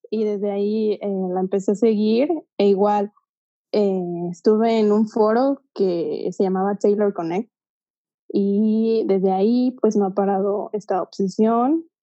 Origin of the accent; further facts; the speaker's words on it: Guadalajara, Jalisco, Mexico; soy de Guadalajara alias la mejor ciudad de México, la tierra del tequila y el mariachi.